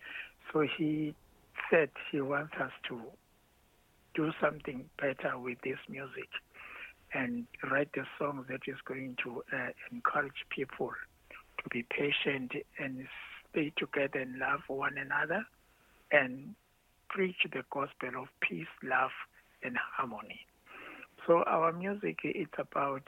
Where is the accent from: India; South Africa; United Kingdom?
South Africa; Ladysmith, KwaZulu-Natal; we were born and raised in Ladysmith.